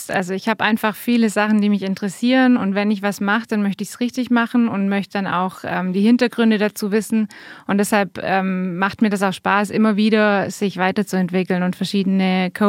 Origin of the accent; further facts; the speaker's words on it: Bavaria, Germany; äh, aus Bayern aber war fast zwei Jahre in Hamburg und da habe ich mir von dem Hochdeutschen ein bisschen was abgeguckt.